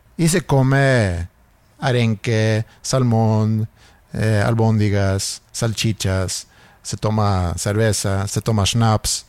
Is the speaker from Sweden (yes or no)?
yes; Sweden; moved away; yo creciendo en Suecia